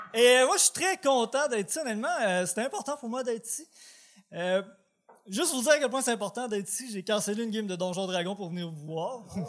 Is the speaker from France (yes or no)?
no; Port-Cartier, Quebec, Canada; now in Quebec City, Canada; J'ai grandi à Port-Cartier, ça fait 15 ans que j'étais à Québec.